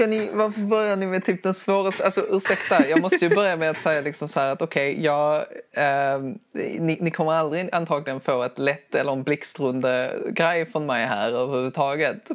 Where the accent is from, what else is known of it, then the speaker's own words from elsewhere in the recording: Skurup, Skåne, Sweden; accent: Skånska; now in Skara, Sweden; jag, kommer ifrån Skurup i Skåne.